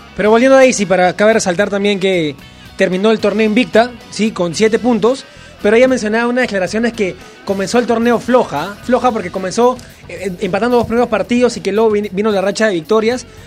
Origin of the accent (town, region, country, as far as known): Peru